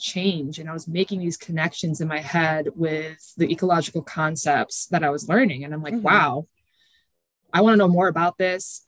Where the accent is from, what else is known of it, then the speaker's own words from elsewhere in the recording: Grand Haven, Michigan, United States; I grew up in Michigan, and I grew up in Grand Haven, Michigan, which is like on the coast of Lake Michigan